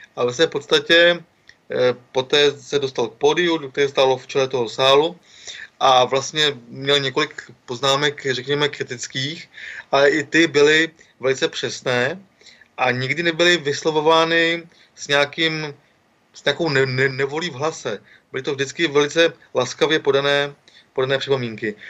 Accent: Karlovy Vary, Karlovy Vary Region, Czechia; jsem z Karlových Horod

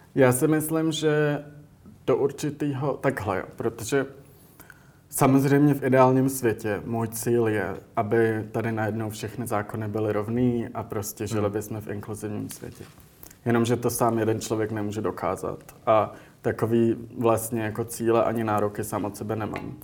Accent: Prague, Czechia; moved away as an adult; also born or lived in United States; jsem vyrůstal v Praze

